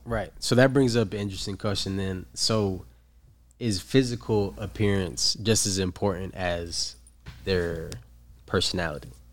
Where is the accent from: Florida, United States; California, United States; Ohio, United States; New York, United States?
New York, United States; now in San Diego, United States; I'm from New York, but I currently do live here in San Diego.